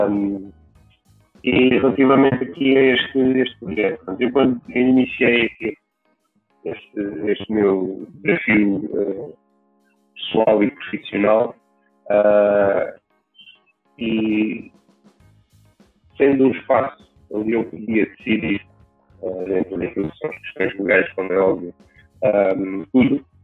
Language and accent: Portuguese; Algarve, Portugal; moved away as an adult; also born or lived in Lisbon, Portugal; tenho 36 anos, uh, sou gravio, sou da Alfeira